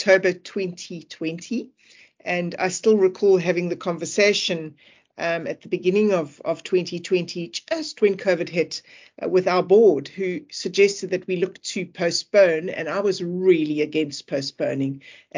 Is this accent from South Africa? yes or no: yes; South Africa; Several local as well, when I say local, being South African